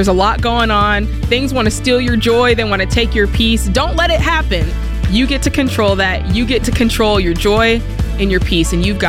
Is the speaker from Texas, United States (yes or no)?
no; Florida, United States; I had some friends come see me that you guys know I'm from South Florida. And so I miss my friends.